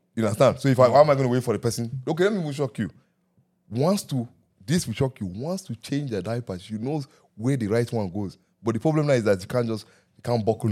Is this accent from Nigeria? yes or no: yes; Nigeria; growing up in Nigeria